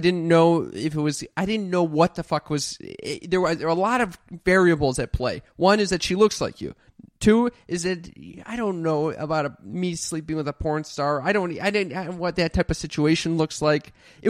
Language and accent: English; Los Angeles, California, United States